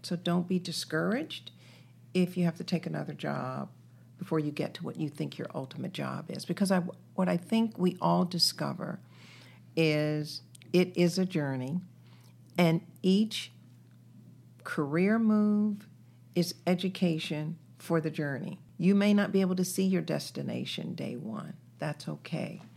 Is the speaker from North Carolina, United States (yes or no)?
yes; Greensboro, North Carolina, United States; also born or lived in Washington, D.C.; now in Columbus, United States; raised in North Carolina.